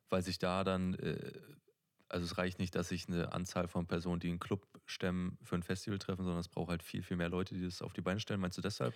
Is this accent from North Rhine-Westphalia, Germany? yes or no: no; Neustrelitz, Mecklenburg-Vorpommern, Germany; ich bin in Neustrelitz groß geworden